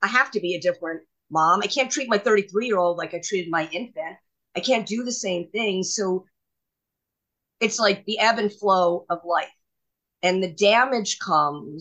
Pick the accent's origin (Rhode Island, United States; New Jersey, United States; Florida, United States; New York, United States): New York, United States; New York City; I grew up in New York City, private school